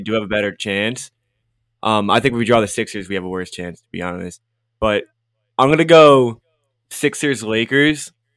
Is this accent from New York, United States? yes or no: yes; New York, United States; I'm from New York